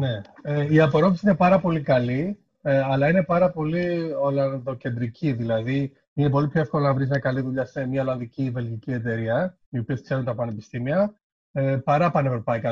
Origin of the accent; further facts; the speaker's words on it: Kavala, Eastern Macedonia and Thrace, Greece; moved away as an adult; also born or lived in Thasos / Thessaloniki / Edinburgh; μεγάλωσα στην Καβάλα